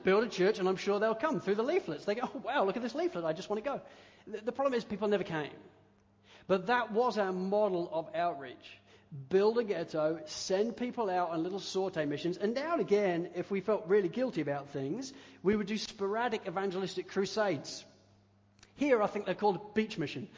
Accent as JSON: {"language": "English", "country": "United Kingdom", "tie": "born or raised there", "said": "growing up in the United Kingdom"}